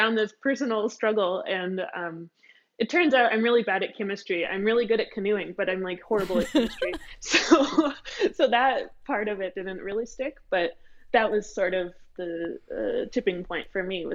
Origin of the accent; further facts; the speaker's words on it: Massachusetts, United States; I grew up in Massachusetts